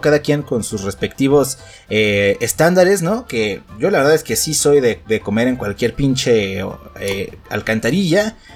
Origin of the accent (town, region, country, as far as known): Mexico